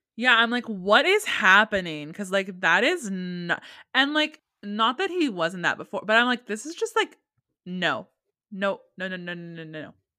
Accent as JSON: {"language": "English", "region": "California", "country": "United States", "tie": "born or raised there", "said": "I grew up in California"}